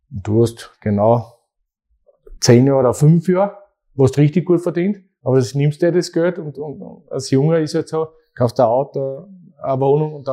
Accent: Austria; Weil in der zweiten Bundesliga bei uns in Österreich ist auch nicht so

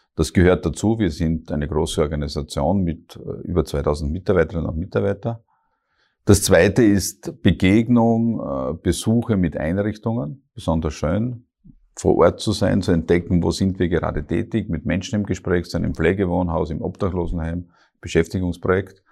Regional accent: Hartberg, Styria, Austria; moved away as an adult; now in Graz, Austria; ich komme klassisch aus der Oststeiermark, die ist sehr stark geprägt

